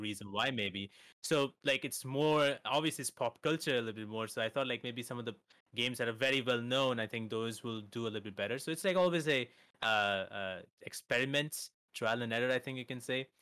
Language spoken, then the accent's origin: English; India; I'm from India